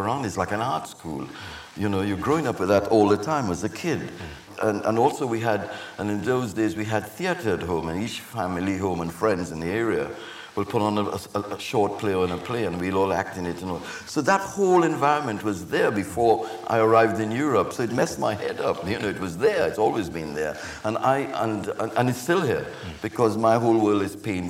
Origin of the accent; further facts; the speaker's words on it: Trinidad & Tobago; moved away; growing up in Trinidad, growing up in the Caribbean